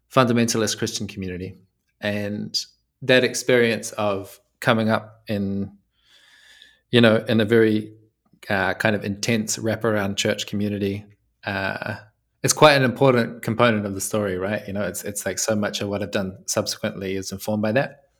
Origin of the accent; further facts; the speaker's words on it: New Zealand; now in Italy; I'm from New Zealand, right? So that's the first thing. That's that's why my English is a little bit unfamiliar. Um, but I live in Italy now.